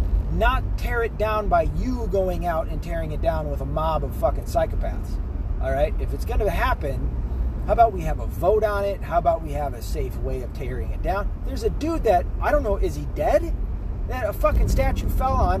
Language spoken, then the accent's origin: English; the South, United States; moved away; also born or lived in the North; Now, I was born in the South. I was primarily raised in the South